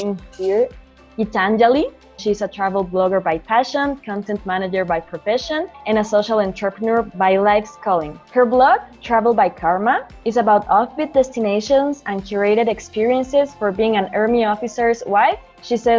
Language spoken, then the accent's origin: English; Mexico; I am Mexican